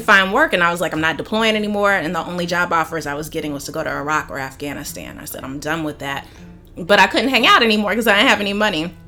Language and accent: English; Sandy Springs, Georgia, United States; I grew up in Atlanta in Sandy Springs